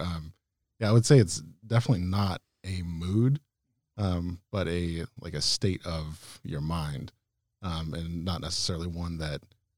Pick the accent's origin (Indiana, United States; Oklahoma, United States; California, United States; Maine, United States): California, United States; Yeah. So I'm from Sonoma County, born and raised. My family is from here as well, and I've lived here my entire life.